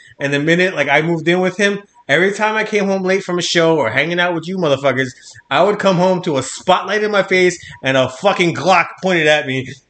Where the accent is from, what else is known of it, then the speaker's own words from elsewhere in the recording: New Jersey, United States; I'm from Jersey.